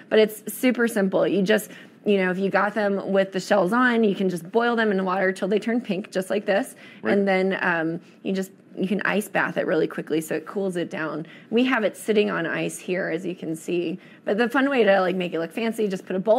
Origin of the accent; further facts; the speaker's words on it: East Coast, United States; moved away; I grew up on the East Coast, and every summer we would crack blue crabs